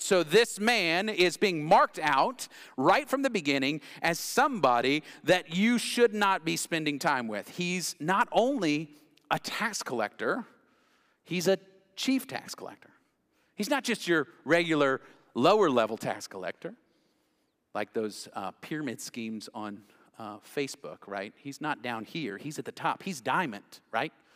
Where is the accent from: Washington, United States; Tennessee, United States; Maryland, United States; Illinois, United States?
Tennessee, United States; Knoxville; I grew up in West Knoxville